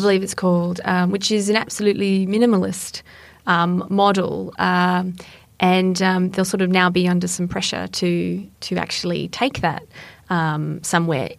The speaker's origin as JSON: {"language": "English", "country": "Australia", "said": "I'm Australian"}